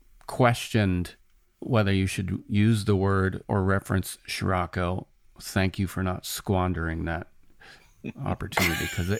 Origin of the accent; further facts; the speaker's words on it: Mariposa, California, United States; moved away; also born or lived in East Bay, California / Seattle, Washington; I grew up in a very small town of like 5,000 people by Yosemite called Mariposa.